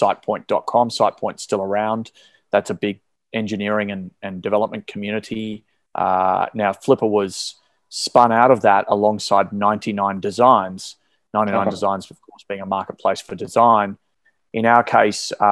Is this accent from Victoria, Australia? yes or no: yes; Melbourne, Victoria, Australia; I was born and raised in Melbourne here in Australia